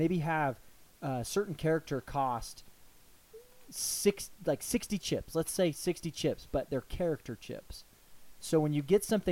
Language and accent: English; United States; we're from the United States.